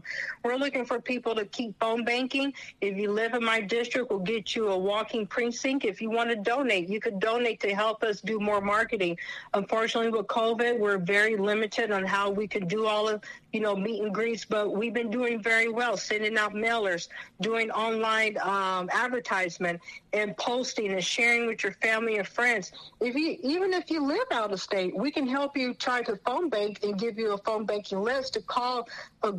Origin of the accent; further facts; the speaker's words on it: California, United States; being a Californian, because I was born and raised here